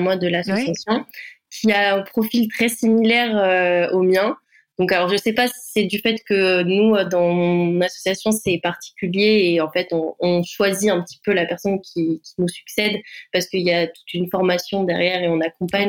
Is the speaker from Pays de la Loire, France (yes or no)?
yes; Vendée, Pays de la Loire, France; moved away as an adult; now in Bordeaux, France; je suis originaire de Vendée et je suis arrivée en études supérieures donc sur Bordeaux